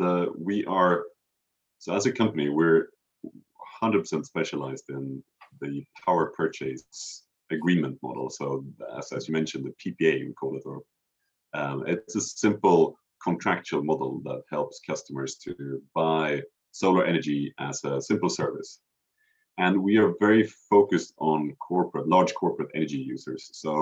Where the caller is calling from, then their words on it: Stockholm, Stockholm County, Sweden; also born or lived in Cambridge; I'm calling you from Stockholm, which is where I'm based and live these days.